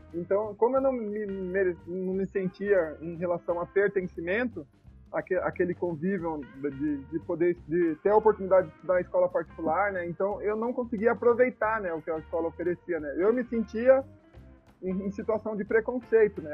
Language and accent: Portuguese; Piracicaba, São Paulo, Brazil; now in Baixada Santista, Brazil; eu sou natural de Piracicaba, né, e hoje eu tô exclusivamente aqui em Piracicaba